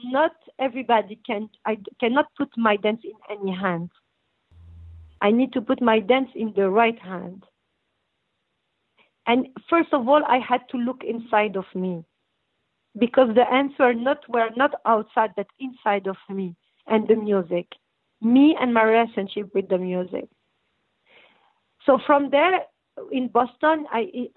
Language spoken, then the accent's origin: English; Brussels, Brussels-Capital Region, Belgium; accent: French; English is a second language; moved away as an adult; also born or lived in North Morocco / Tangier, Morocco; now in United States; I grew up in Belgium and we were in ghetto and we were very discriminated